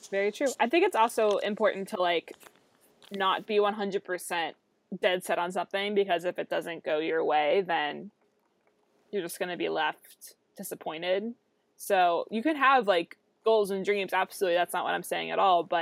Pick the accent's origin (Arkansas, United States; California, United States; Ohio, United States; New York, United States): Ohio, United States; Cincinnati; But I I'll go to like other places and tell people that I'm from Cincinnati.